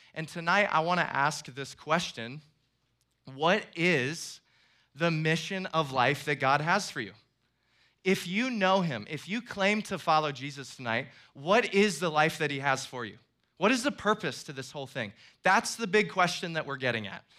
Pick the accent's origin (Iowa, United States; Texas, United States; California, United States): Iowa, United States; moved away as an adult; now in Florida, United States; I'm actually from Iowa and then moved to Florida a couple of years ago.